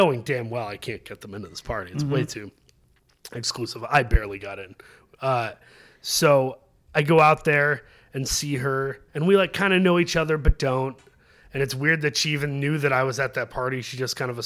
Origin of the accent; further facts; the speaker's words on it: Saginaw, Michigan, United States; moved away as an adult; now in Los Angeles, United States; my hometown is Saginaw, which is a stone's throw